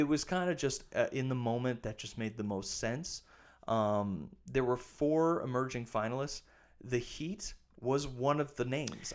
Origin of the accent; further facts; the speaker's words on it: Wisconsin, United States; now in Minnesota, United States; my home state